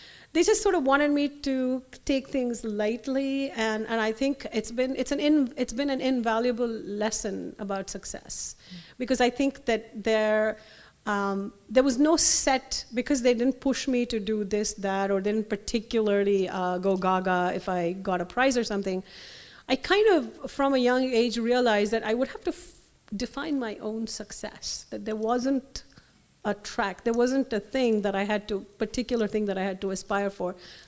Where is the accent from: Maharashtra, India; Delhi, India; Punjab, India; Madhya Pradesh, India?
Delhi, India; Luckily, I grew up in Delhi. Everything was offered in Delhi.